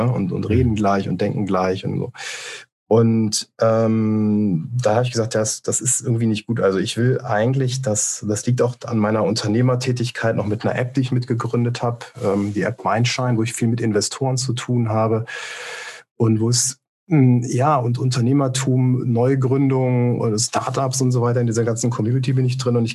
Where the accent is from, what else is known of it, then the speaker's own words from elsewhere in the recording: Rhineland, Germany; Also ich bin ja hier, also ich bin ursprünglich aus dem Rheinland, das erklärt das vielleicht ein bisschen nochmal.